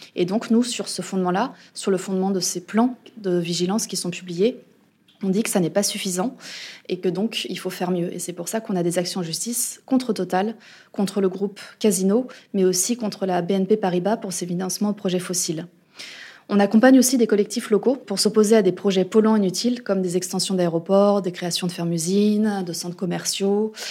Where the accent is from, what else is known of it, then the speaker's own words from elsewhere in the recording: France; chez nous en France